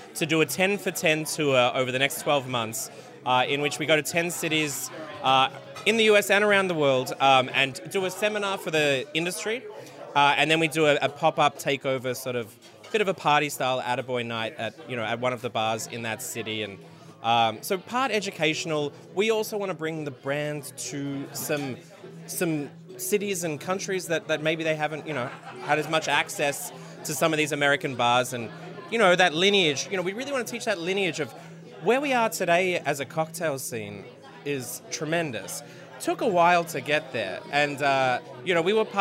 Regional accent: Melbourne, Victoria, Australia; now in New York, United States; my hometown, Melbourne

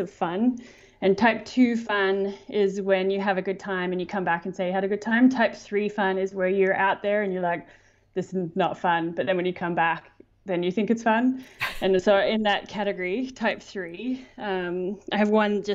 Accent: Canberra, Australian Capital Territory, Australia; moved away as an adult; also born or lived in Sydney; now in Squamish, Canada; Originally, I'm from Sydney. I grew up in Canberra, and my parents still live there

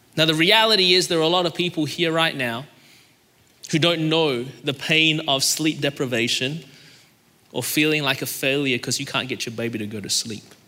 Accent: Melbourne, Victoria, Australia; now in Anderson, United States; I was born in Melbourne, Australia, and that's the reason my voice is this way

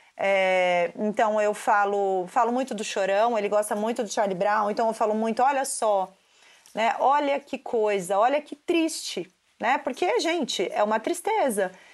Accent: Santos, São Paulo, Brazil; Eu sou de Santos

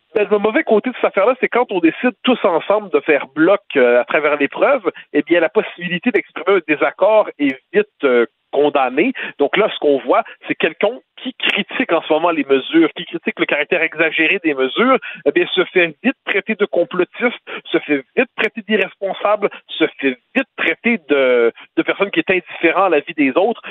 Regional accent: Quebec, Canada

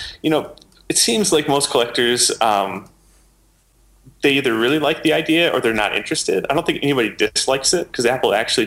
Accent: England, United Kingdom; accent: English; my English accent

